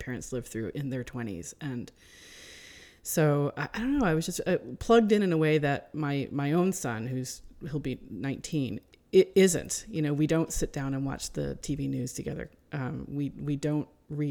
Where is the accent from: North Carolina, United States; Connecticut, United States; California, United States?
Connecticut, United States; I grew up in Connecticut